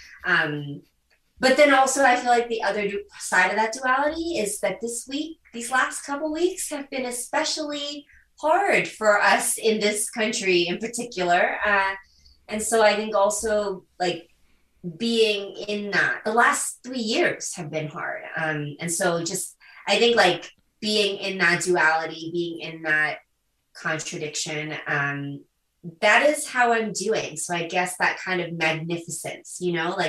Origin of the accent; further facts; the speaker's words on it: U.S. Virgin Islands; also born or lived in South Korea; I'm an adoptee from Korea. And so I was adopted as a baby. And I was adopted to the island of St. Croix in the U.S. Virgin Islands in the Caribbean.